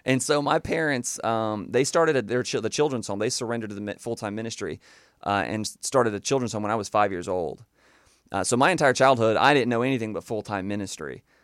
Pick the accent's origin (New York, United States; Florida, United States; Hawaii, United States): Florida, United States; Panama City; I was born and raised in Panama City, Florida